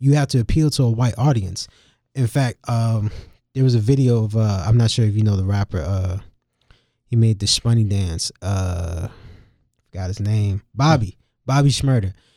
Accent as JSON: {"language": "English", "town": "Durham", "region": "North Carolina", "country": "United States", "said": "I'm from Durham"}